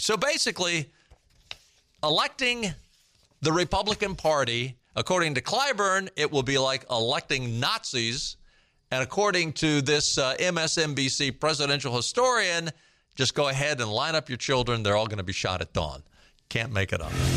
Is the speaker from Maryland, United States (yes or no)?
yes; Baltimore, Maryland, United States; I grew up in Baltimore